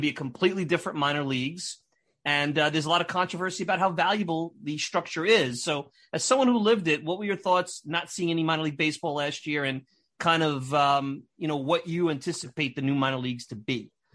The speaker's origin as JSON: {"language": "English", "town": "Brooklyn", "region": "New York", "country": "United States", "tie": "born or raised there", "said": "I grew up in Brooklyn"}